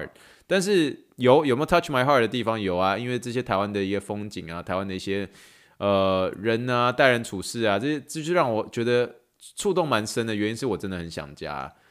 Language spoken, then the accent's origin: Chinese; China; now in Canada; 最主要原因是因为我是从嗯中国移民到加拿大。